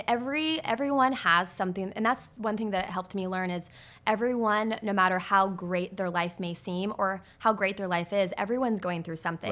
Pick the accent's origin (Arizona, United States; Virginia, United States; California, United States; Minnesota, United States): Arizona, United States; Mesa; also born or lived in Scottsdale, Arizona; Arizona is where I was born, and I grew up mainly in Mesa, Arizona